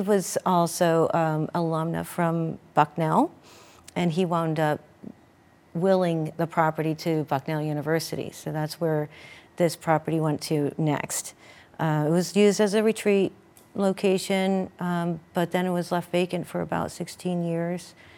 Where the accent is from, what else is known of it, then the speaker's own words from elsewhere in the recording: Sterling Inn, Poconos, Pennsylvania, United States; growing up in the Sterling Inn